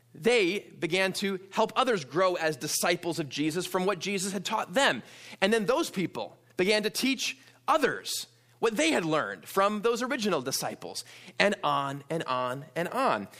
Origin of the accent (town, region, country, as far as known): New York, United States; born or raised there; also born or lived in Wisconsin; now in Pasadena, United States